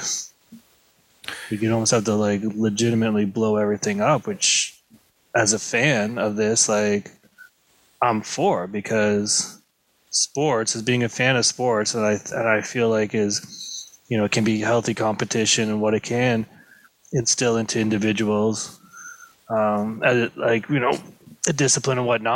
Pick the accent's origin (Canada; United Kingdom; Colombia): Canada; we're Canadian